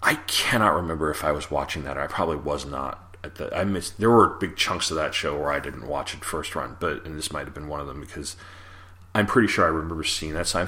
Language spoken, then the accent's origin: English; Long Island, New York, United States; I'm from Long Island